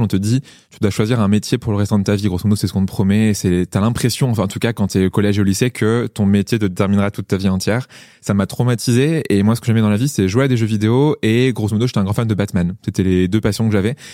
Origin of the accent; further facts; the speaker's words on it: Niort, Nouvelle-Aquitaine, France; je suis né à Niort, c'est pire loose, genre pire, pire ville dans laquelle tu peux naître